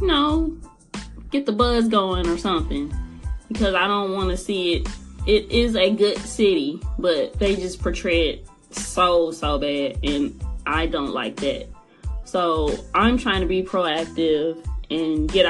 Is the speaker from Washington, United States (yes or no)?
no; East St. Louis, Illinois, United States; I am a native of East St. Louis